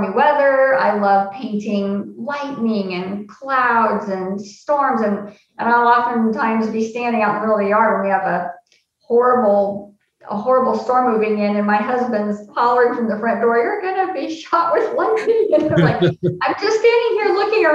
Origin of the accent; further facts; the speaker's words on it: Lincoln, Nebraska, United States; I've lived in Lincoln, Nebraska all of my life